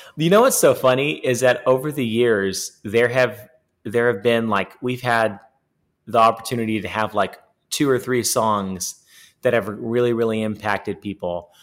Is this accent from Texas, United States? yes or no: yes; East Texas, United States; also born or lived in Baytown, Texas / Nashville, Tennessee; we grew up in East Texas